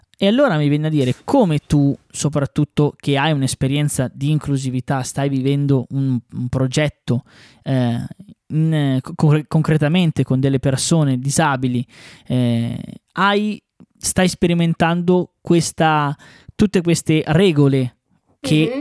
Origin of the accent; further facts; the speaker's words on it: Bresso, Lombardy, Italy; sia io che l'Ale siamo di Bresso